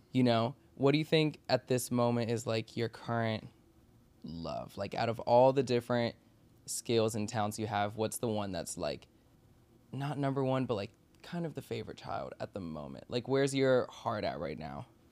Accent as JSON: {"language": "English", "region": "Maryland and DC", "country": "United States", "tie": "born or raised there", "also_born_or_lived": "Washington, D.C.", "said": "I grew up in Maryland and D C"}